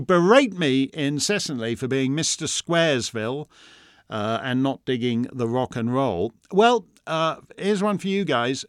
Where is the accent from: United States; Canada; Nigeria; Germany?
Canada; I'm just a Canadian.